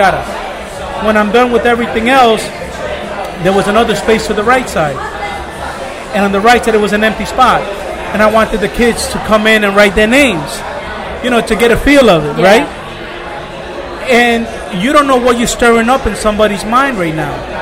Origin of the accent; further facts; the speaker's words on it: New York City, New York, United States; I grew up in Brooklyn Beach, New York